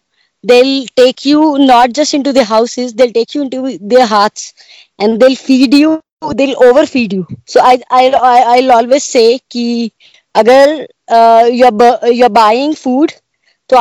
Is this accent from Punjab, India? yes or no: yes; Bathinda, Punjab, India; moved away; I was born and brought up in Punjab, Bathinda, in a small place